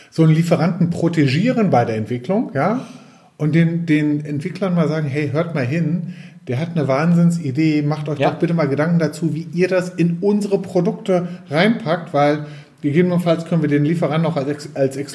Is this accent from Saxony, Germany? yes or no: no; North Rhine-Westphalia, Germany; mein Schätzchen, wie man so als Westfale bei uns so sagt.